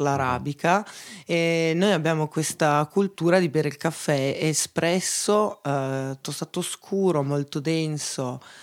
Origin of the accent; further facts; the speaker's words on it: Veneto, Italy; moved away as an adult; also born or lived in Copenhagen / Pollenzo; now in Bra, Italy; da buona veneta